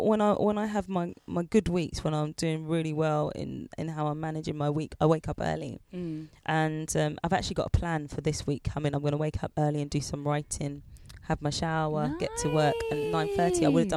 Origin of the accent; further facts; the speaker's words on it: United Kingdom; you see, I'm proper British. I like to have my dinner at 6 p.m.